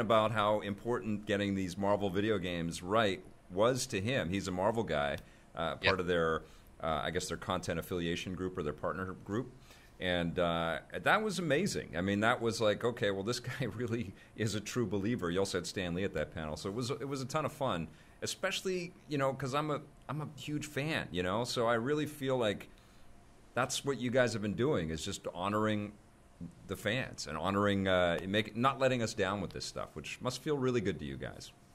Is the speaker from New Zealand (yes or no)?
no; Vancouver, British Columbia, Canada; I'm representing Canada here, I guess I'm from Vancouver